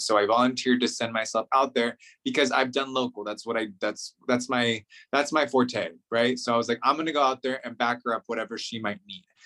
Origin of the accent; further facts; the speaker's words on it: Central Valley, California, United States; moved away as an adult; also born or lived in Inland Empire, California; now in Washington, D.C., United States; I was um, born in the Inland Empire, but grew up in the Central Valley, so ag, the ag portion of California